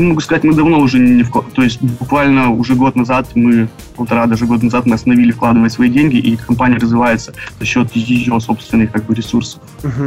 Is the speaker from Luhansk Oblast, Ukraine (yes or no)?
no; Dnipro, Dnipropetrovsk Oblast, Ukraine; moved away as an adult; now in Vancouver, Canada; я приехал в Канаду три года назад – из Украины, город Днепропетровск